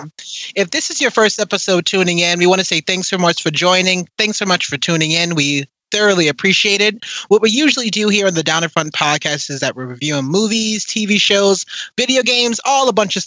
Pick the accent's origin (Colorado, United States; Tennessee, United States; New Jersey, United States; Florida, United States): Tennessee, United States; moved away; We grew up back in Tennessee years ago.